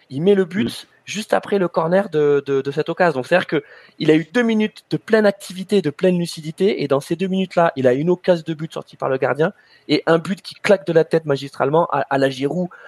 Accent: France; en tant que Français

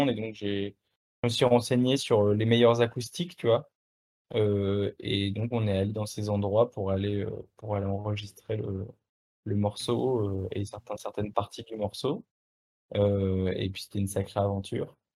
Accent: France; accent: French; Ouais, je suis français, bah, j'ai un accent français et puis it's like that, tu vois.

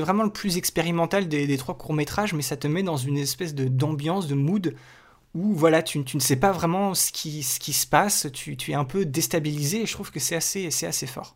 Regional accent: France; Chez nous en France

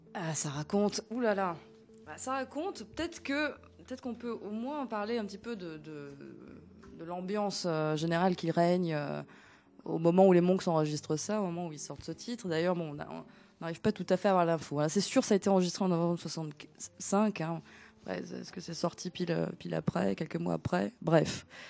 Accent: Athens, Attica, Greece; now in France; je ne suis pas née ici. Voilà. Je suis née à Athènes, en Grèce

